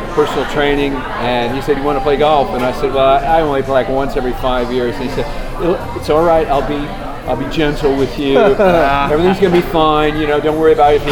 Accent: St. Louis, Missouri, United States; also born or lived in London, United Kingdom; now in Nashville, United States; I'm from St. Louis via London. So half of my life in St. Louis, half in London

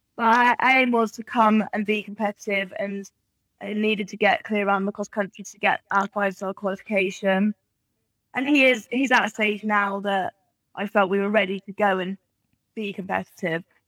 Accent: England, United Kingdom; also born or lived in Australia; all of my family are English, uh, so we came back over here mainly for that reason.

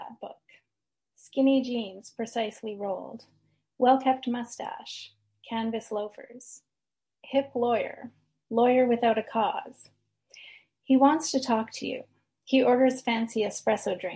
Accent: Edmonton, Alberta, Canada; moved away as an adult; now in Victoria, Canada; I was born and raised in Edmonton, Alberta.

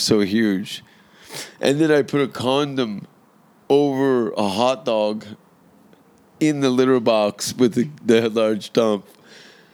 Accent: the Greenbelt of Ontario, Canada; I grew up in the Greenbelt of Ontario

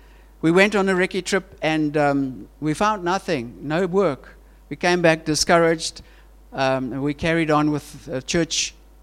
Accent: Switzerland; born there; And our Swiss family, I was born in Switzerland, my family says, don't come to Switzerland if you don't get jobs.

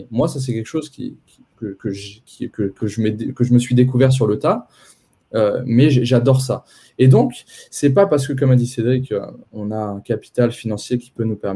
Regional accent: Poitiers, Nouvelle-Aquitaine, France; Moi, je suis né à Poitiers, je suis poitevin de, de base, donc j'ai euh, j'ai grandi à Poitiers euh, avec mes deux parents.

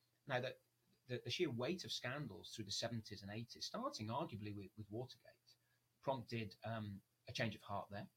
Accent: United Kingdom; as a Brit

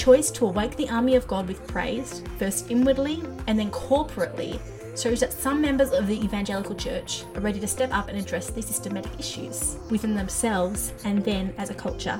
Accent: Australia; As an Aussie, I was all of 5 years old

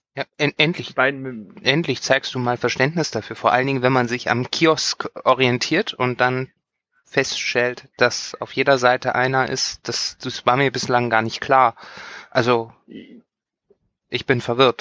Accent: western Germany, Germany; ich bin im Westen Deutschlands aufgewachsen

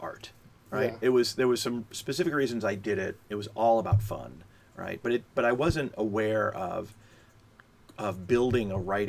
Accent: Florida, United States; South Florida, Miami.

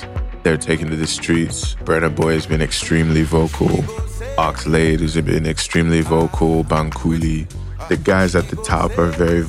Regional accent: Philadelphia, Pennsylvania, United States; I grew up in West Philly. And it was like in the morning, we would wake up and pray, and everything was completely in Yoruba or Hausa.

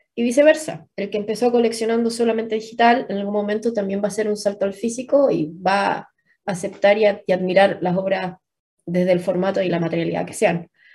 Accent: Chile; somos chilenos

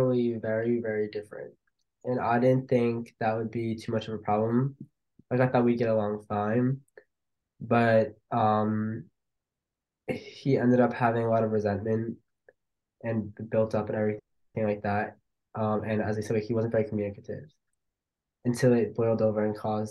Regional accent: Long Island, New York, United States; moved away as an adult; now in Miami, United States; growing up on Long Island, there is not a lot of cultural or ethnic diversity really

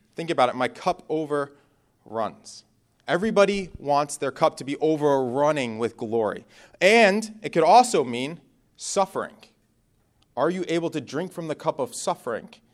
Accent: Northeast, United States; moved away as an adult; I'm from the Northeast, so bonfires is something you do every weekend.

